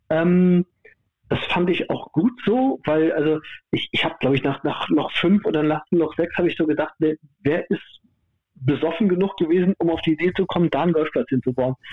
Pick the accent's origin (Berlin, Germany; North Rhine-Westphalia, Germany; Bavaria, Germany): North Rhine-Westphalia, Germany; Cologne; ich komme aus Köln, das ist ja, ne? es gibt ja linksrheinisch, rechtsrheinisch.